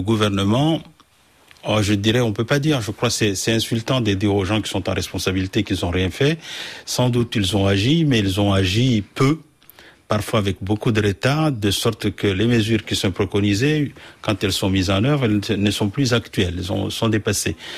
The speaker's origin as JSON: {"language": "French", "country": "Mayotte", "tie": "born or raised there", "said": "je suis français parce que es né à Mayotte de trois générations"}